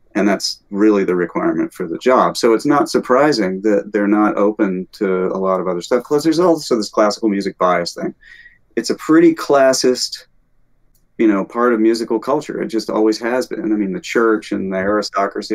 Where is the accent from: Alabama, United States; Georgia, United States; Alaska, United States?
Alabama, United States; moved away as an adult; also born or lived in Arizona / Rochester, New York / Northeast US; now in California, United States; I grew up in the Deep South. I'm from Alabama.